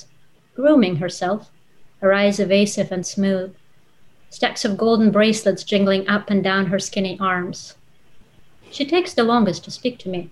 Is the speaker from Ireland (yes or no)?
no; Russia; first language Russian; English is a second language; moved away as an adult; now in United States; my best friend when I was growing up in Russia was Olga.